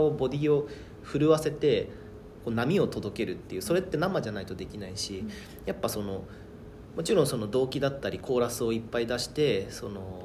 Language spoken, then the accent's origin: Japanese; Hokkaido, Japan; 僕は北海道出身